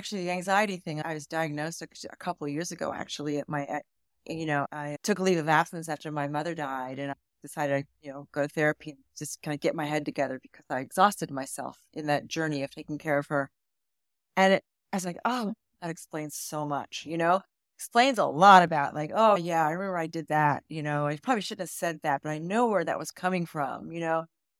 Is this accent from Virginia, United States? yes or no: yes; Virginia, United States; moved away as an adult; now in New York, United States; traveled all over the world until I was about 12 years old when my dad retired at the Pentagon. And so I grew up in Northern Virginia, mostly. And I went to grad school in New York, fell in love with the city.